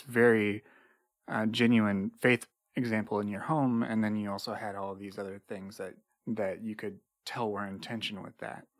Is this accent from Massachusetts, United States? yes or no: no; Indiana, United States; I grew up in Indiana